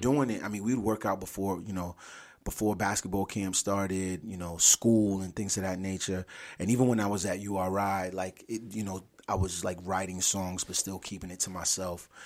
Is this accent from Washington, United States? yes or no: no; Providence, Rhode Island, United States; also born or lived in Richmond, Virginia / Atlanta, Georgia / Brooklyn, New York; born and raised in Providence, Rhode Island.